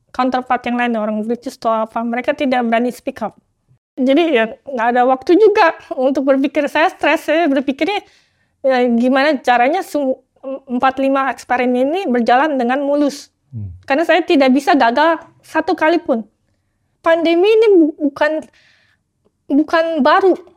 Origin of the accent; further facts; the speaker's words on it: Jakarta, Indonesia; moved away as an adult; also born or lived in Hong Kong; now in Oxford, United Kingdom; lahir sampai SMA di Tanjung Duren, Jakarta Barat